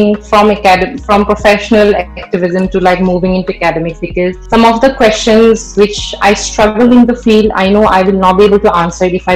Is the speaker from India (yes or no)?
yes; Assam, India; I grew up in Assam and my parents are working class.